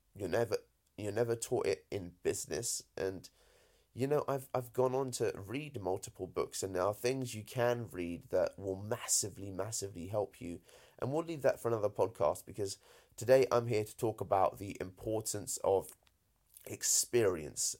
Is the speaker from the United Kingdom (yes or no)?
yes; United Kingdom; accent: British; as British as I sound, my folks, uh, are Indian